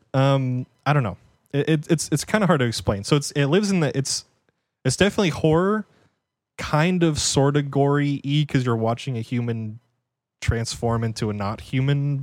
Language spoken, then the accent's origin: English; United States; as an American